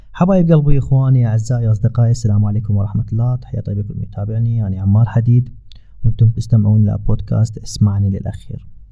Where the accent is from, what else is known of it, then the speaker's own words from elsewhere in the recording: Iraq; moved away; اني من العراق